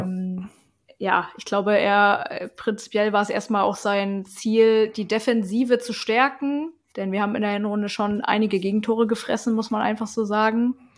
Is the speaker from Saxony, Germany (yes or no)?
yes; Leipzig, Saxony, Germany; ich komme aus Leipzig, bin da auch aufgewachsen